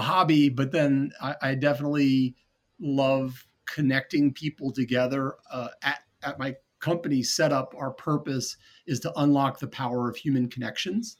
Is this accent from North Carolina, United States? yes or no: yes; North Carolina, United States; moved away as an adult; also born or lived in New Orleans, Louisiana / Jackson Hole, Wyoming / Atlanta, Georgia; I grew up in North Carolina, even though I had Boston roots